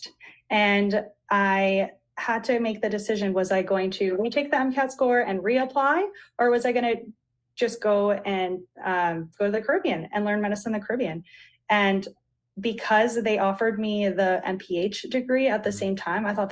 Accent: Florida, United States; moved away as an adult; also born or lived in Grenada / Miami, Florida; now in North Carolina, United States; I'm originally from Florida

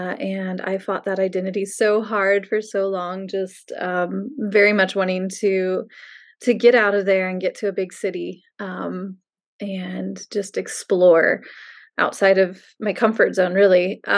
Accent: Missouri, United States; moved away as an adult; also born or lived in St. Louis, Missouri; I grew up in Missouri, born in St. Louis, and then moved about 45 minutes west of St. Louis when I was only 3 or 4 years old. And then I lived in the same house from age 4 until I left for college

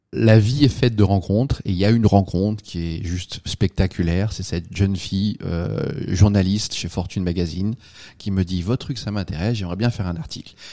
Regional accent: France; moved away as an adult; now in United States; je suis un Français, je suis là depuis quelques années

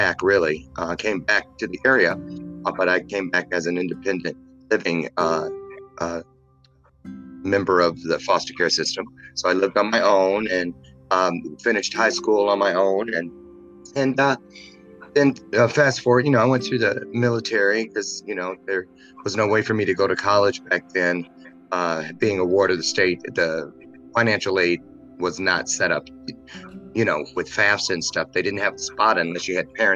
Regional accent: Michigan, United States; now in Naperville, United States; I was born and raised in Michigan, 1962.

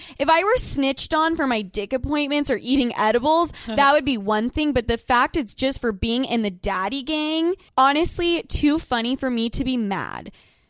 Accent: Utah, United States; I'm from Utah

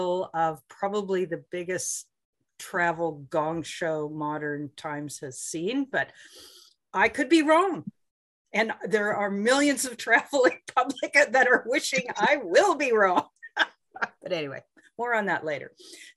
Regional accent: Southern Ontario, Canada; I grew up in Southern Ontario

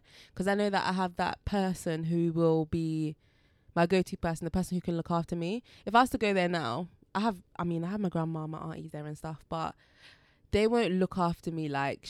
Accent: Jamaica; also born or lived in England; now in United Kingdom; So I was born in Jamaica.

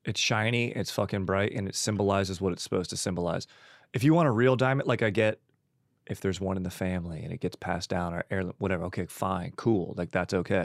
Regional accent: Orange County, California, United States; also born or lived in San Juan Capistrano, California / Laguna Niguel, California; being from Orange County

